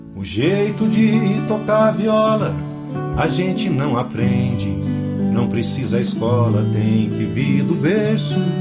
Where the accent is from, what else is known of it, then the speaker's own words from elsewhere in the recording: Botucatu, São Paulo, Brazil; é nascido em Botucatu mesmo, né? Tô de volta para lá